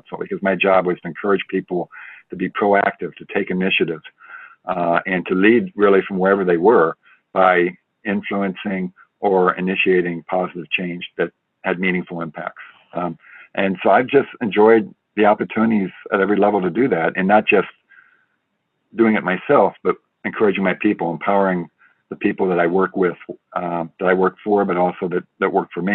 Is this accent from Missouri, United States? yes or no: yes; St. Louis, Missouri, United States; moved away as an adult; I'm a St. Louis boy